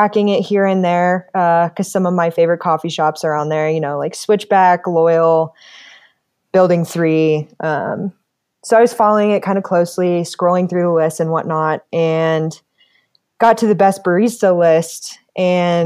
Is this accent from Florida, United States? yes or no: no; Colorado Springs, Colorado, United States; also born or lived in Longmont, Colorado; I was born and raised here in Colorado Springs